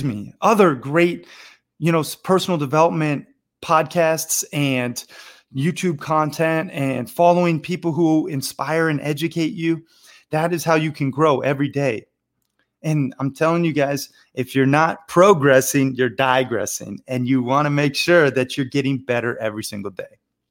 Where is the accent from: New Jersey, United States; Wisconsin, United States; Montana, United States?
Montana, United States; also born or lived in Florida; but I grew up half in Montana and half in Florida. And I've lived all over the world, from Bangkok to Barcelona to Rio and everywhere in between.